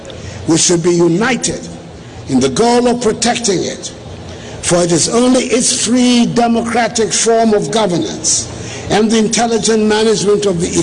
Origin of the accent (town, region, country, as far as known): Ghana